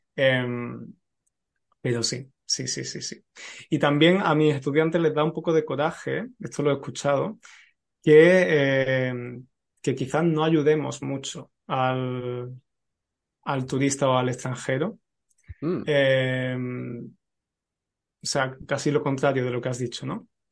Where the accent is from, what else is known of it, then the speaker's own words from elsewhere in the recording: Spain; lo que somos los españoles